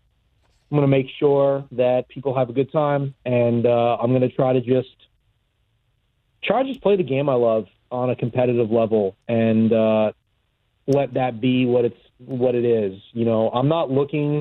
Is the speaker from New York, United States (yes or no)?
yes; New York, United States; I grew up in New York